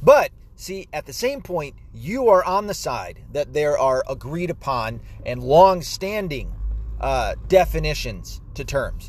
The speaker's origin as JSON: {"language": "English", "country": "United States"}